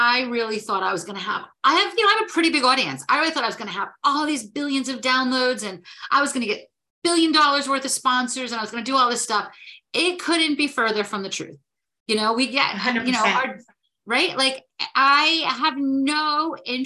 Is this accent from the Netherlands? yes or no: no; New Jersey, United States; I am from New Jersey